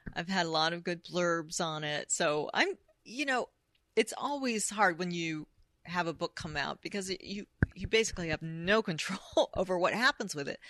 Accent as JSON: {"language": "English", "country": "United States", "said": "I'm American"}